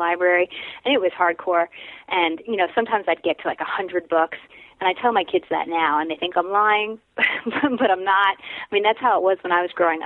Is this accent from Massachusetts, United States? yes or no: no; Madison, New Jersey, United States; moved away as an adult; also born or lived in New York City / Iowa; I grew up there, but I can't go back. So that's where I'm from